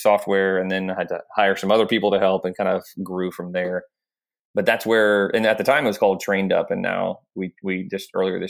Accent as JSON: {"language": "English", "town": "Jacksonville", "region": "Florida", "country": "United States", "tie": "born or raised there", "also_born_or_lived": "Oklahoma", "said": "I was serving in a church plant here in my hometown of Jacksonville, Florida"}